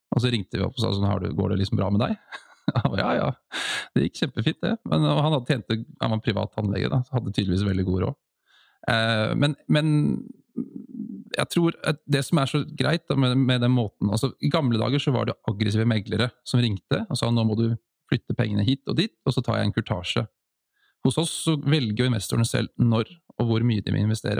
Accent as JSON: {"language": "Norwegian", "region": "Oslo", "country": "Norway", "tie": "born or raised there", "said": "det er litt det som jeg har tatt med meg fra oppveksten i Holmlia"}